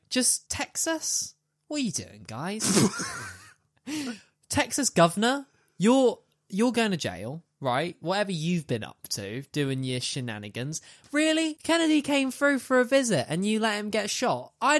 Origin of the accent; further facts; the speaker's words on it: United Kingdom; So there's this dude back in the UK. If you can't tell, I'm British.